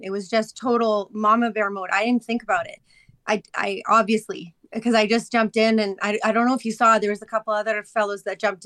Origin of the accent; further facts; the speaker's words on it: Chestermere, Alberta, Canada; I grew up in Chestermere.